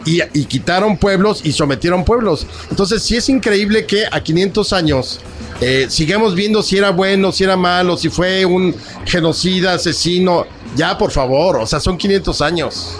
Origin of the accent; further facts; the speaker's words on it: Mexico; nosotros no podemos explicarnos como mexicanos